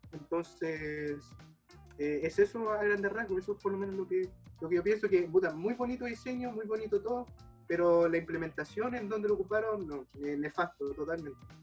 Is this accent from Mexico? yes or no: no; Chile; como chileno